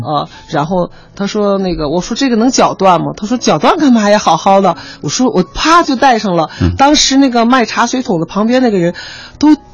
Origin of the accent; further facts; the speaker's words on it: China; 应该我是中国人